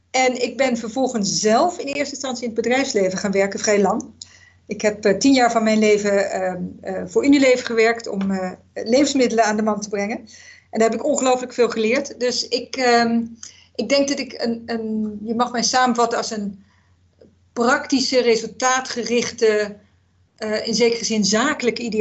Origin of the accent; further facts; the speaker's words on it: Zambia; moved away; Ik ben opgegroeid in Zambia.